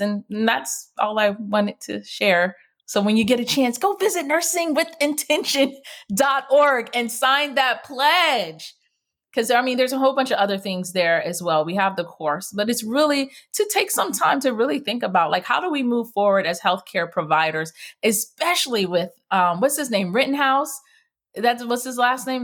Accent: Jamaica; me being West Indian, in Jamaica, our motto is "Out of many, one people."

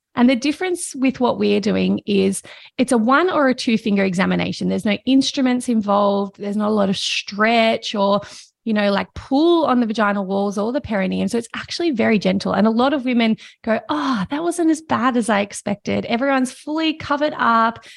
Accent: Victoria, Australia; I grew up in Victoria, in Australia

